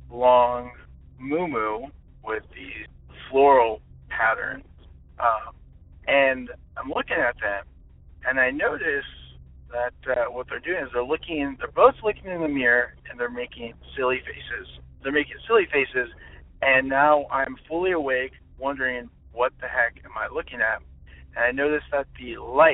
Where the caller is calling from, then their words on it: Orange County, California, United States; I'm calling from Orange County, California